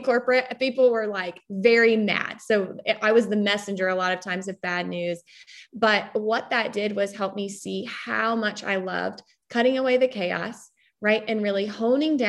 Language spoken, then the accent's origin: English; North Carolina, United States; moved away as an adult; also born or lived in London; I am from North Carolina